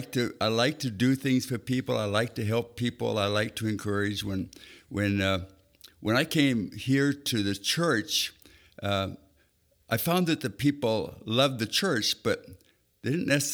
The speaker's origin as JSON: {"language": "English", "town": "Spokane", "region": "Washington", "country": "United States", "tie": "born or raised there", "also_born_or_lived": "Bellingham, Washington", "said": "I was born in Bellingham, Washington, I lived there till I was about 9 years old, and then Mom and Dad moved to Spokane, Washington, where I grew up the rest of my time."}